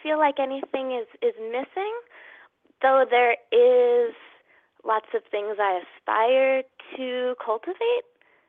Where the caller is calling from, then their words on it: California, United States; I'm calling from California.